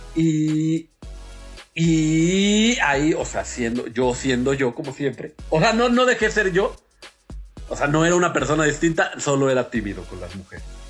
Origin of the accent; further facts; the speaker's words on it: Naucalpan, State of Mexico, Mexico; No nos consideramos Estado de México. Somos como el Monterrey a la República, nosotros somos al Estado de México